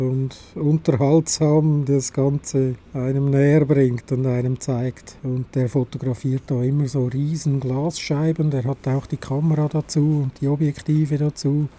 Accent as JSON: {"language": "German", "country": "Switzerland", "also_born_or_lived": "Adliswil, Switzerland", "said": "Bei uns in der Schweiz"}